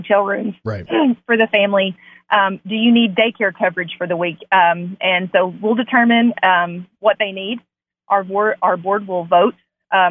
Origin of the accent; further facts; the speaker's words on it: Northeast Arkansas, United States; I'm from the Northeast Arkansas area